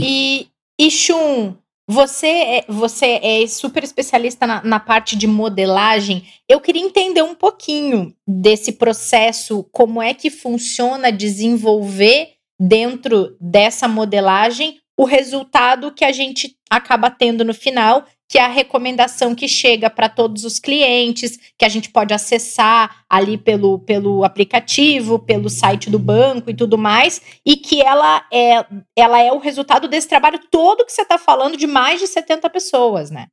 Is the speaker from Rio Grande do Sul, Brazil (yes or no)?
yes; Capão da Canoa, Rio Grande do Sul, Brazil; also born or lived in Porto Alegre; Depois fui para o litoral, que a família dos meus pais toda é, é de lá. E acabei me criando na praia até os 17 anos